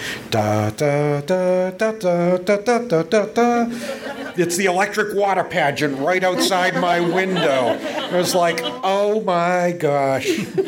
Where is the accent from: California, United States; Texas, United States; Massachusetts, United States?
Massachusetts, United States; Plymouth; moved away as an adult; now in Florida, United States; And I was born and raised right here in Plymouth, lived here in this town right up until February of this past year when the moving van moved us down to about 2 miles from the castle.